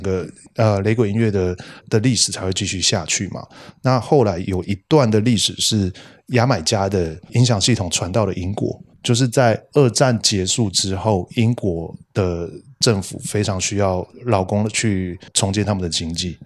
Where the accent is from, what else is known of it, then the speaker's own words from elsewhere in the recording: Tainan, Taiwan; 我是台南人